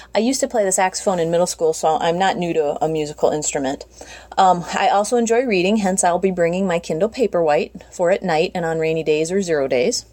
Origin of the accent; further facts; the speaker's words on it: United States; moved away as an adult; also born or lived in South Carolina; now in South Dakota, United States; We've lived in South Carolina for the last decade, but we're originally from the Minnesota South Dakota area